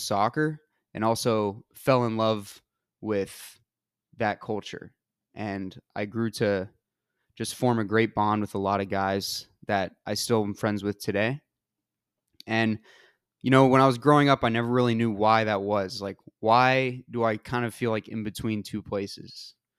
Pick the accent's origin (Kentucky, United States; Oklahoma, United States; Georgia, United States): Georgia, United States; moved away; I'm from Georgia.